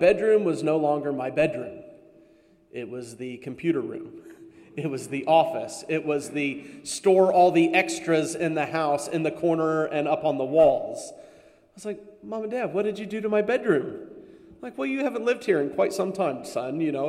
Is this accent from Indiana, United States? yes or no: yes; Marion, Indiana, United States; moved away; the downtown of Marion, Indiana, my hometown